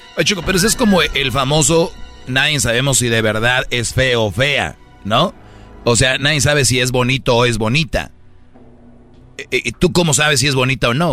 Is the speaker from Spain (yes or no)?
no; Monterrey, Nuevo León, Mexico; yo soy de Monterrey, Nuevo León